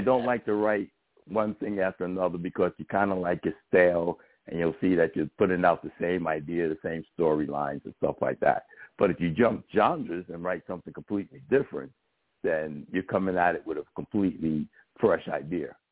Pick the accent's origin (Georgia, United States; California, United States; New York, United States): New York, United States; New York City; I grew up in the South Bronx first, where there was a bunch of gangs